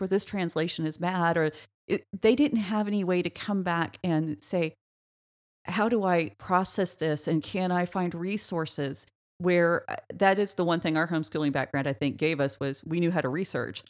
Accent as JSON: {"language": "English", "region": "Oklahoma", "country": "United States", "tie": "born or raised there", "said": "small town Oklahoma, we grew up in a town of six hundred"}